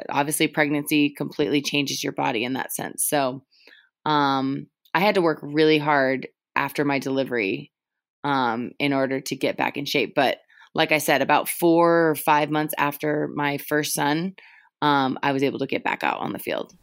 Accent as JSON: {"language": "English", "area": "Julie Foudy's hometown", "region": "California", "country": "United States", "tie": "born or raised there", "said": "I grew up in Julie Foudy's hometown"}